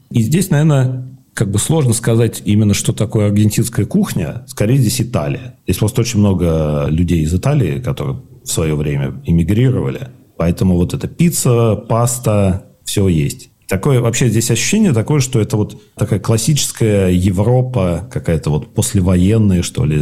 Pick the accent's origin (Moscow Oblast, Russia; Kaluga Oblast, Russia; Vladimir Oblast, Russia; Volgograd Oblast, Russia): Moscow Oblast, Russia; moved away as an adult; also born or lived in Istanbul; now in Buenos Aires, Argentina; я же родился в Москве, вырос в Подмосковье